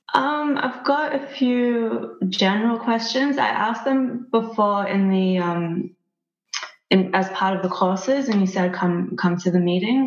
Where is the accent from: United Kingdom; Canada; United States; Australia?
Australia; I'm from Australia